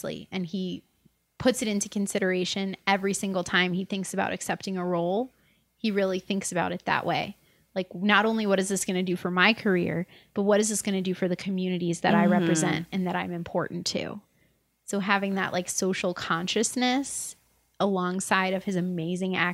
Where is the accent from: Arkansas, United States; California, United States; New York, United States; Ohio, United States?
New York, United States; New York City; growing up in New York City